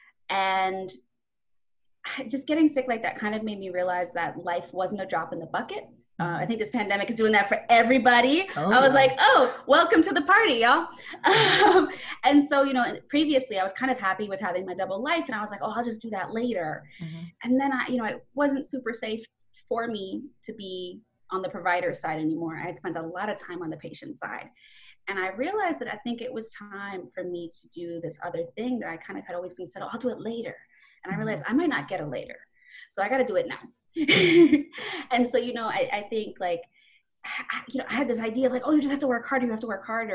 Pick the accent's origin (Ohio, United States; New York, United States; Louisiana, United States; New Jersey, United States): New York, United States; New York City; also born or lived in Bronx, New York; I'm from Brooklyn, New York. That's where I grew up